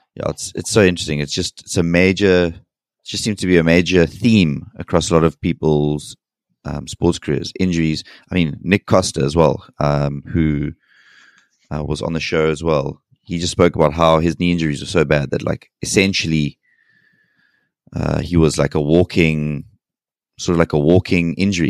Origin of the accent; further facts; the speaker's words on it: South Africa; as a South African